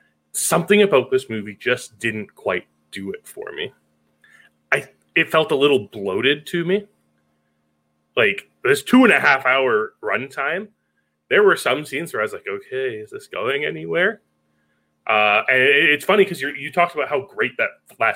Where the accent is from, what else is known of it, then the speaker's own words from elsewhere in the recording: Canada; As a Canadian